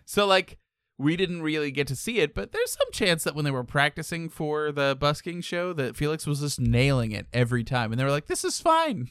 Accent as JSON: {"language": "English", "country": "United States", "said": "being American"}